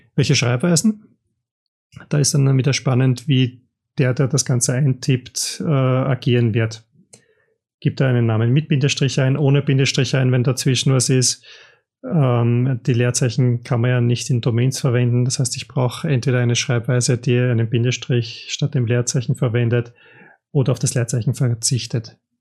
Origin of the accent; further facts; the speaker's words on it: Austria; ich als Österreicher